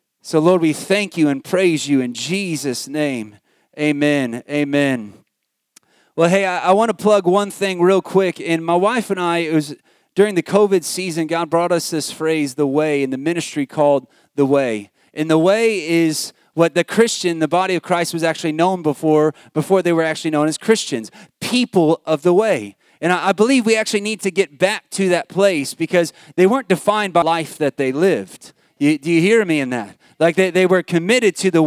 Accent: United States; moved away as an adult; now in Australia; I'm American

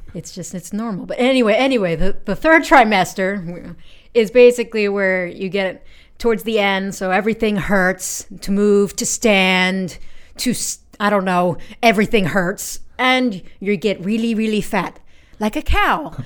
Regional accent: United States; I'm 28 years old and I'm from America.

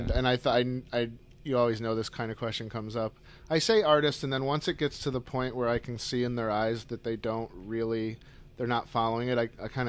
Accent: Syracuse, New York, United States; I grew up in Syracuse, New York, yeah.

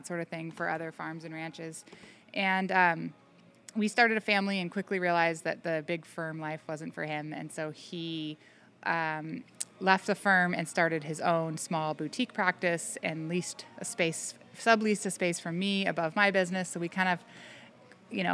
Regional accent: Menlo Park, California, United States; moved away as an adult; also born or lived in Virginia; now in Fort Jones, United States; I grew up in Menlo Park, California, which is now pretty much the heart of Silicon Valley

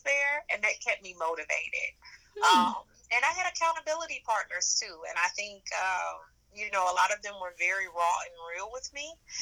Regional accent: St. Louis, Missouri, United States; I'm from St. Louis, Missouri

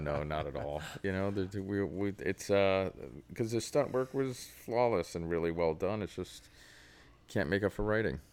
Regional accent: New York, United States; being a New Yorker

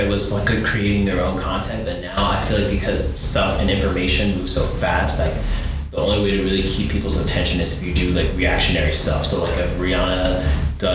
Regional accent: Florida, United States; moved away; we're both from Florida originally

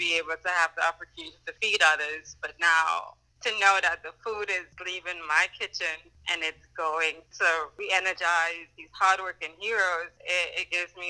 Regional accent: Trinidad & Tobago; now in New Orleans, United States; I'm from Trinidad and Tobago, so all my Caribbean heritage is pouring out in the love and, you know, in the meals that I prepare

